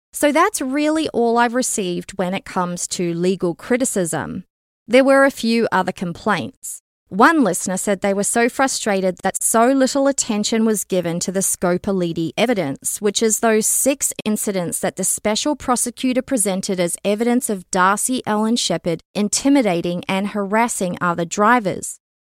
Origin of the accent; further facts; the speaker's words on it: Canada; a Canadian citizen